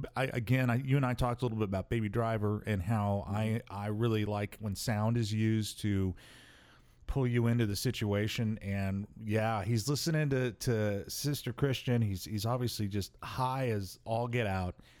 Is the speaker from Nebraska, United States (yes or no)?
yes; Omaha, Nebraska, United States; where are you from, and it's to the point now where I have to like take a deep breath and I say Omaha, Nebraska